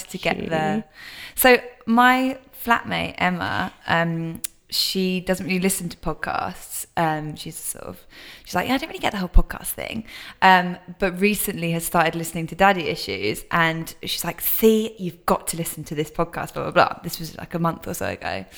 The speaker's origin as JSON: {"language": "English", "town": "Brighton", "region": "South East England", "country": "United Kingdom", "tie": "born or raised there", "also_born_or_lived": "Kettering", "said": "I actually did grow up in Brighton with my dad"}